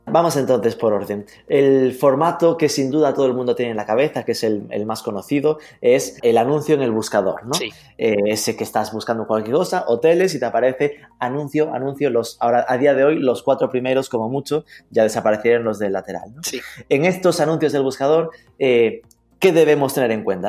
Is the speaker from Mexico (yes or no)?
no; Galicia, Spain; soy gallego y además gaiteiro